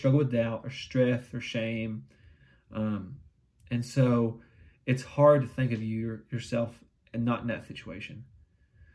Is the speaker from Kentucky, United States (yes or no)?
yes; London, Kentucky, United States; I grew up in London, Kentucky. A very small town in Eastern Kentucky.